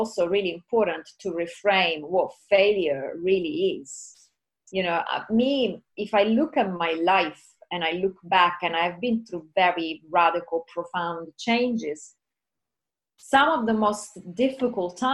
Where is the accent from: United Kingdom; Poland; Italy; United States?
Italy; Sicily; I'm from Sicily in Italy